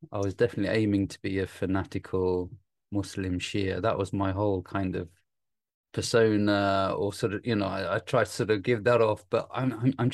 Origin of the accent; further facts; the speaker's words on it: Nottingham, East Midlands, United Kingdom; also born or lived in Iraq; I came here at the age of four, and we went to Nottingham.